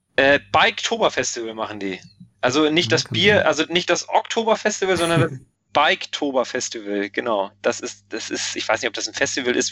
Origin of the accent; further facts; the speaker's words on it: Hamburg, Germany; ich auch als Hamburger